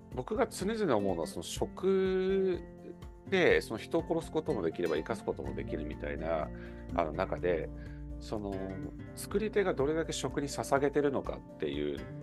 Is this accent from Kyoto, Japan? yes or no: no; Tokyo, Japan; 東京の錦糸町とか、あの亀戸あたりの出身なんですけど